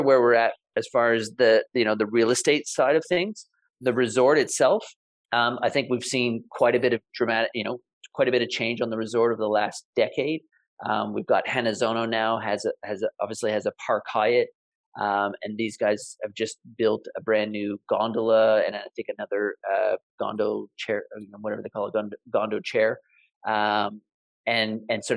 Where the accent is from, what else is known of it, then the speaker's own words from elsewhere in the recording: Canada; now in Niseko, Japan; I'm originally from Canada